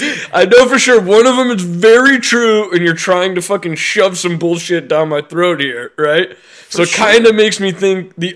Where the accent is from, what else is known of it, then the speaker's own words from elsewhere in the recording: United States; I'm American